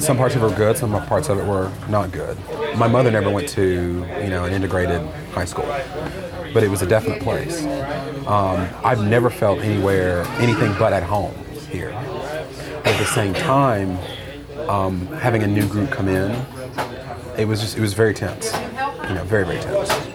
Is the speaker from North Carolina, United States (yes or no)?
yes; Siler City, North Carolina, United States; moved away as an adult; now in Washington, D.C., United States; I was born and raised here in Siler City